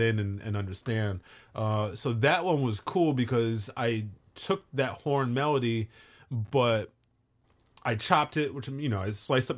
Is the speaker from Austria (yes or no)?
no; Brooklyn, New York, United States; I came from Brooklyn. This is a whole different thing for me.